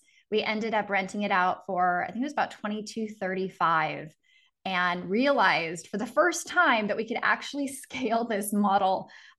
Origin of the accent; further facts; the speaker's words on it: Seattle, Washington, United States; moved away as an adult; now in Phoenix, United States; So I'm originally from Seattle, Washington, the Pacific Northwest. And for about 9 months, I've been in Phoenix, Arizona.